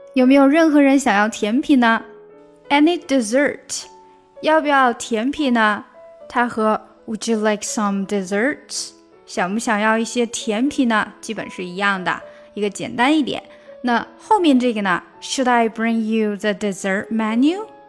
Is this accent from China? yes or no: yes; China; 我们中国人有个习惯，就是吃完饭抢账单